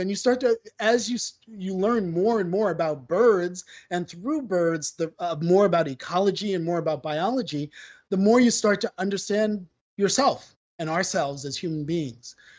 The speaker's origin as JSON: {"language": "English", "town": "New York City", "region": "New York", "country": "United States", "said": "as a New Yorker, I am that stereotypical New Yorker who doesn't drive"}